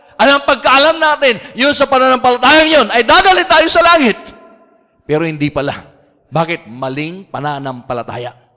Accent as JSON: {"language": "Tagalog", "region": "Ilocos Region", "country": "Philippines", "also_born_or_lived": "Laguna", "moved": "yes", "lives_now": "Cavite, Philippines", "said": "Ako po Ilocano. At taga Pangasinan po ako"}